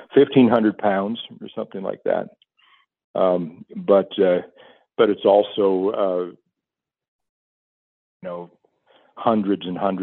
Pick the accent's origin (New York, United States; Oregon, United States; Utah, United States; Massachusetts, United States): Oregon, United States; moved away as an adult; also born or lived in Washington; now in Kodiak, United States; my home state of Oregon